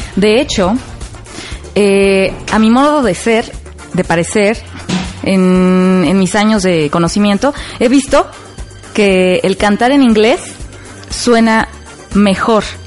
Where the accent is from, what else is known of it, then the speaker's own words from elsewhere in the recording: Mexico; soy mexicana